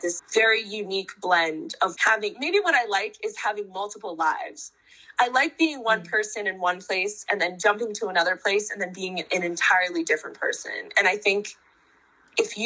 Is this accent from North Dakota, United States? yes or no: yes; North Dakota, United States; also born or lived in Philadelphia, Pennsylvania; now in New York, United States; I grew up in North Dakota, which is literally the exact opposite of this